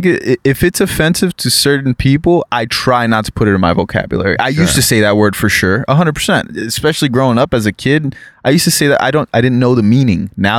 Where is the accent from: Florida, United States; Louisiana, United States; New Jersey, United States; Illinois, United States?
Florida, United States; South; moved away as an adult; now in California, United States; growing up in South Florida in that melting pot society, I was raised with all sorts of cultures, especially Caribbean, Haitian cultures.